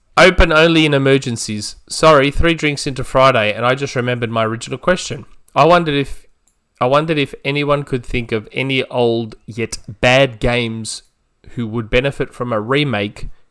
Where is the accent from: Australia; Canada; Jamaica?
Australia; I'm Australian